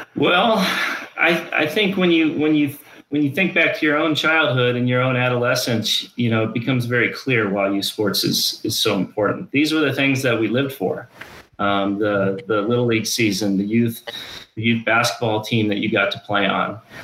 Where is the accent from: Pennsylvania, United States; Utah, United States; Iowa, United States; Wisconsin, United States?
Iowa, United States; Ames; moved away as an adult; now in Colorado, United States; I grew up in Ames, Iowa